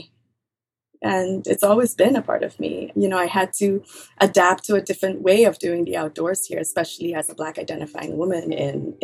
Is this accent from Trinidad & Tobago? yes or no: yes; Trinidad & Tobago; also born or lived in New Orleans; now in United States; I grew up in a small fishing village in a rainforest on the island of Trinidad, right, on the southeastern coast of the island